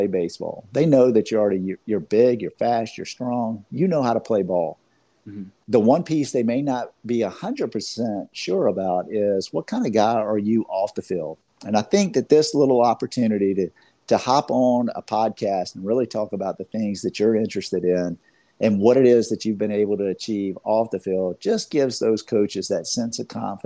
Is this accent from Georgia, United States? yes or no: yes; Georgia, United States; I'm from Georgia